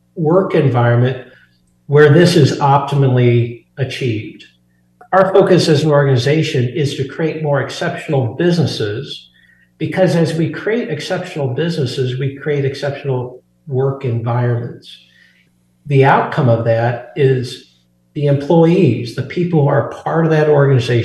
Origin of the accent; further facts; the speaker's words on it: Burlington, Iowa, United States; moved away as an adult; now in Colorado, United States; I'm actually an Iowa native. I grew up in Burlington, Iowa, but I've been in Colorado for over 30 years now